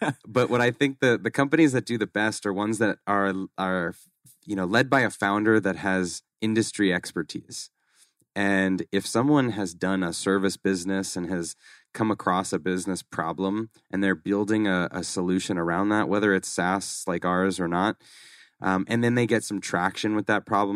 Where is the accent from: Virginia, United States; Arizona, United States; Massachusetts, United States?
Massachusetts, United States; Boston; moved away as an adult; now in Scottsdale, United States; I grew up in Massachusetts, grew up in Boston